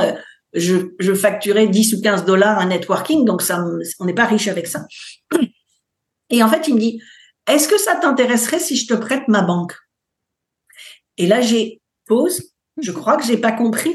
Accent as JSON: {"language": "French", "country": "France", "moved": "as an adult", "lives_now": "United States", "said": "Je suis française, mais je vis aux États-Unis depuis 20 ans"}